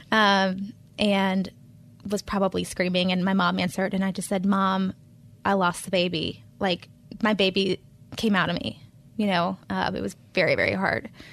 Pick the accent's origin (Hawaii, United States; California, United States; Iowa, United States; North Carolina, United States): North Carolina, United States; Charlotte; moved away as an adult; also born or lived in Pennsylvania; I'm a native charlatan, so I was born in Presbyterian Hospital in the eighties